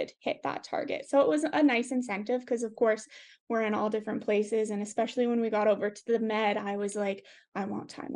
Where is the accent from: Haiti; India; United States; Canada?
Canada; as a Canadian